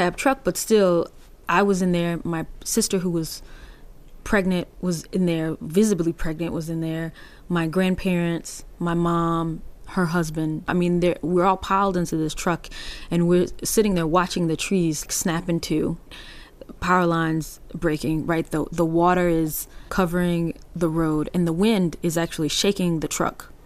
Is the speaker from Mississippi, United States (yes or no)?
yes; DeLisle, Mississippi, United States; also born or lived in New Orleans; my own experience growing up in Dalil